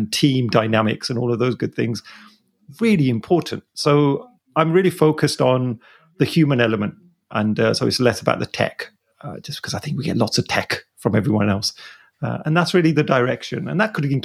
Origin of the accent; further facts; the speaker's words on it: Birmingham, West Midlands, United Kingdom; I am from the city of the Peaky Blinders. Anyone that's a Peaky Blinders fan, I'm from Birmingham